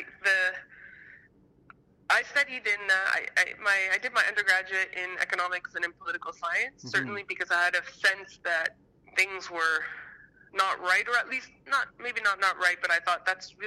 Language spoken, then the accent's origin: English; Canada; a Canadian